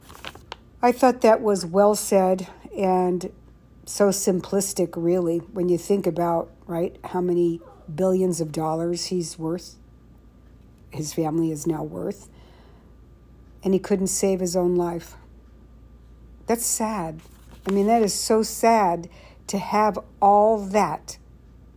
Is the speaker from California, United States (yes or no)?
yes; Saratoga, California, United States; I was born and raised in Saratoga, California